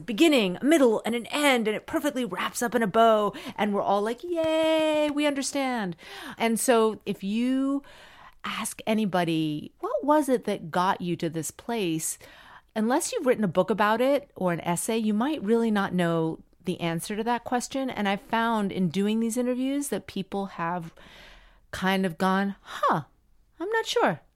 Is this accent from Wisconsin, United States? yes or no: no; Miami, Florida, United States; I grew up in Miami and everyone spoke Spanish